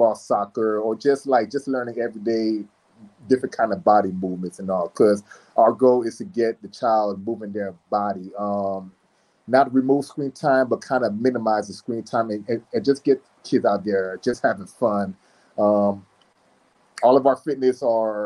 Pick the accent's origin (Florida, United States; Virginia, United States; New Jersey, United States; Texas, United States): Florida, United States; South; also born or lived in Miami, Florida / Orlando, Florida / Tampa, Florida; now in Jacksonville, United States; I'm originally from South Florida